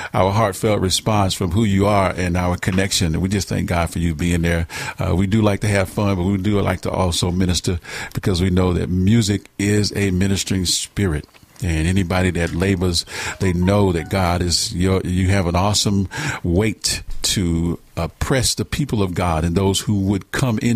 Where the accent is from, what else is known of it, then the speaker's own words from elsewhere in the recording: Atlanta, Georgia, United States; now in Missouri, United States; Georgia, my hometown, Atlanta